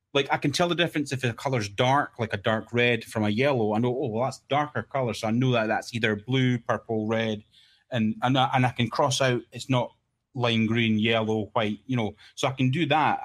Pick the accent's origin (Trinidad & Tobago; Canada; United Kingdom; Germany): United Kingdom; Scotland; I'm the Scottish guy that no one will understand